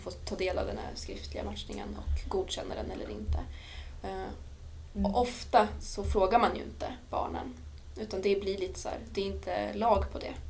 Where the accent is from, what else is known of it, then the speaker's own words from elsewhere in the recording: Dalarna County, Sweden; moved away as an adult; also born or lived in Örebro; lämnade jag Dalarna där jag växte upp, flyttade till Örebro